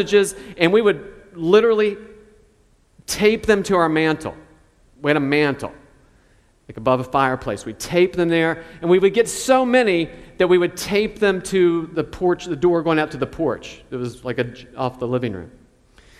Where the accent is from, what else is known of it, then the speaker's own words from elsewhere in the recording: Charleston, West Virginia, United States; where I grew up in Charleston, West Virginia